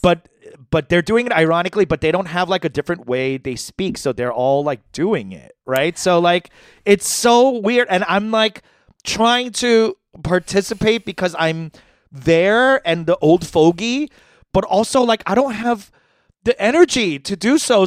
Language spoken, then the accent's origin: English; New York, United States; I'm from New York